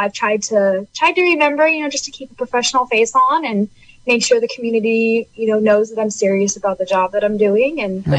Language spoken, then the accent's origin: English; Sacramento, California, United States; now in Fort Bragg, United States; I grew up in Sacramento. I'm not from Brooklyn. It's a little bit smaller, Sacramento.